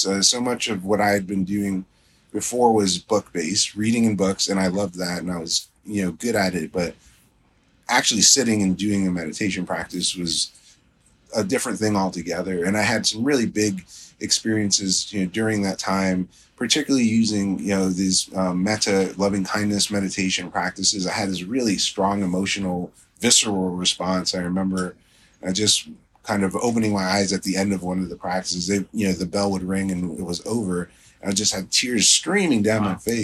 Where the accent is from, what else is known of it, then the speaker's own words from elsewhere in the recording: South Florida, United States; now in Baltimore, United States; growing up in South Florida.